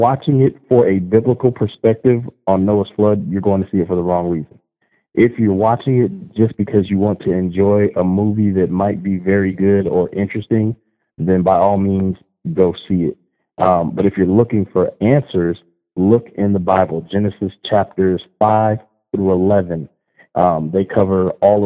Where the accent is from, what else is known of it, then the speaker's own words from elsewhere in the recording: Las Vegas, Nevada, United States; I was born and raised out here in Las Vegas, Nevada.